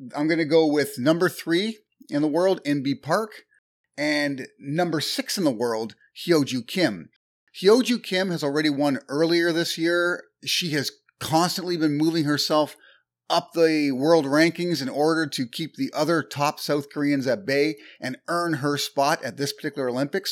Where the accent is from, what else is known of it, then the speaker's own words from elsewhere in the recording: Canada; I'm Canadian